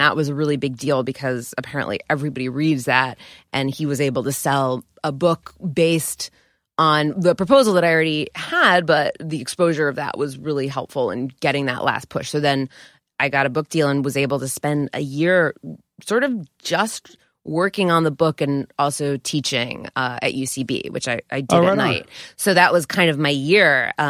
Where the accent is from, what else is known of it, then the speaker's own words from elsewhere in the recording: Scarsdale, New York, United States; I'm from Scarsdale, which is not cool